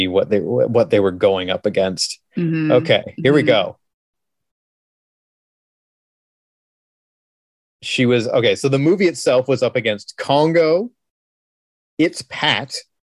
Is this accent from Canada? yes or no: yes; Canada; We're Canadian